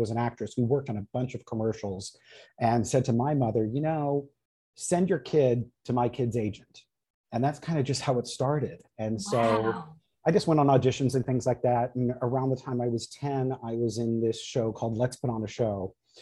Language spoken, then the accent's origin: English; Los Angeles, California, United States; I grew up in the Valley in Woodland Hills, California